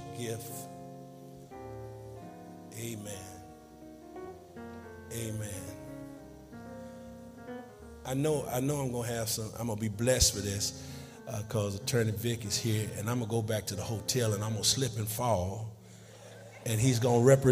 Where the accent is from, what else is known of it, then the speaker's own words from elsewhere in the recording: New York, United States; moved away; also born or lived in Dallas; I'm from New York, by way of Dallas.